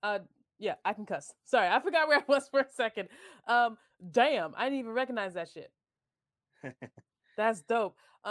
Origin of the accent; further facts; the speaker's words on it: Long Island, New York, United States; I grew up on Long Island.